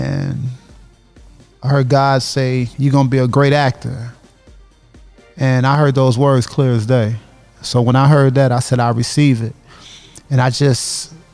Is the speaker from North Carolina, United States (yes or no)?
no; Aurora, Illinois, United States; I'm from Aurora